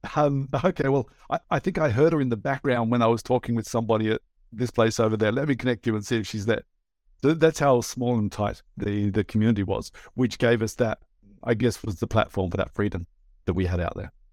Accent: Australia; moved away as an adult; also born or lived in Papua New Guinea; now in Estonia; I was actually born in Papua New Guinea. My parents were Australian. We moved back to Australia when, I guess, I was about two or three

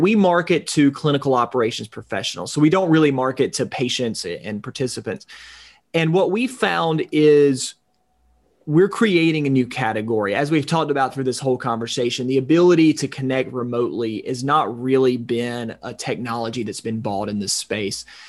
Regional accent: extreme North Georgia, United States; now in Atlanta, United States; my hometown up in extreme North Georgia, two and a half hours away from Atlanta

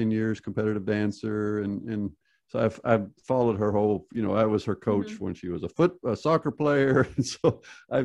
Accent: United States; I grew up in the United States

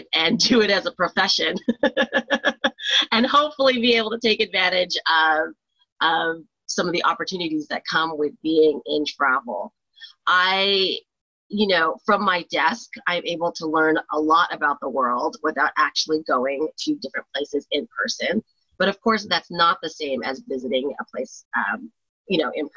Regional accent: Pasadena, California, United States; also born or lived in Pennsylvania; I'm originally from California. I grew up here

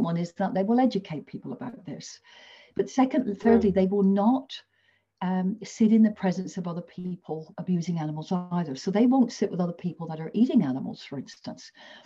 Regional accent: England, United Kingdom; now in Australia; I come from England.

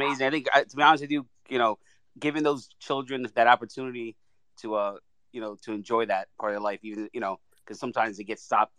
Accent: New York City, New York, United States; I'm from New York.

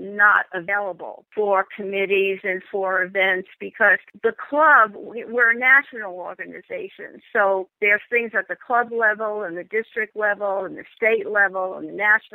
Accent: New York, United States; I'm from New York

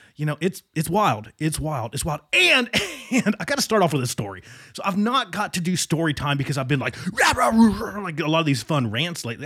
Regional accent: Southwestern Virginia, United States; moved away; my hometown in Southwestern, not West Virginia, Southwestern Virginia.

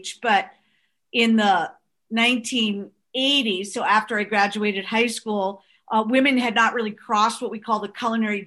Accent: North Shore of Long Island, New York, United States; we grew up on the North Shore of Long Island

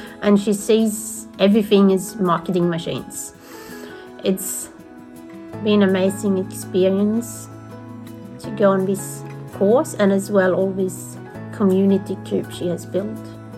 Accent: Sweden; now in Australia; I'm from Sweden, but I live in Australia.

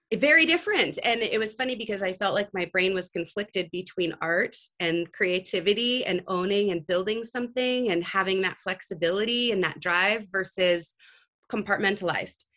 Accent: Santa Cruz, California, United States; also born or lived in Italy; I, am born in the Bay Area, actually in Santa Cruz, California, which is uh, just south of San Francisco. Um, home to many startups

